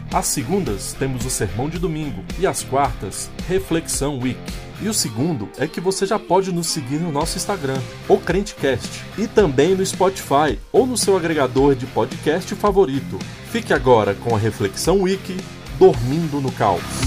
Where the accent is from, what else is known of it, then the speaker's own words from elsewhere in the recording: Brasília, Federal District, Brazil; Eu sou de Brasília